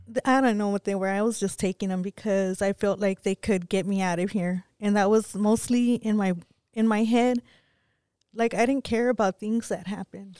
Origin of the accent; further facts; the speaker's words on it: Pecos, Texas, United States; Growing up in Pecos, um, it was real bad for me for things that happened